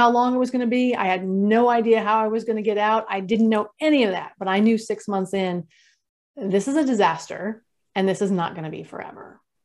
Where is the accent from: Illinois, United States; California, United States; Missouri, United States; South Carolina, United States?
California, United States; I grew up in California